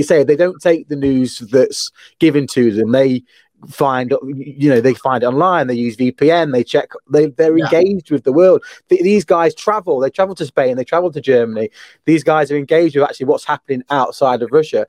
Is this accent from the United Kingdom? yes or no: yes; England, United Kingdom; I'm English